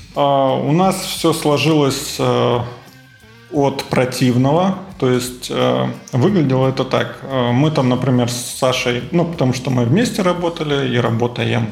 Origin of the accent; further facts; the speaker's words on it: Moscow, Russia; Я вырос, родился в Москве.